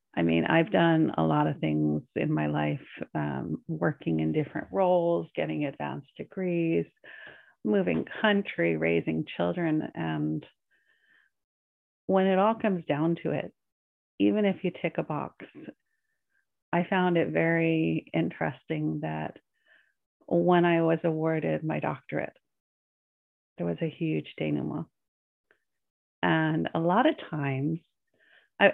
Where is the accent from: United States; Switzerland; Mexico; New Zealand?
United States; Northeast of America; moved away as an adult; I was raised in the Northeast of America, which is very goal oriented.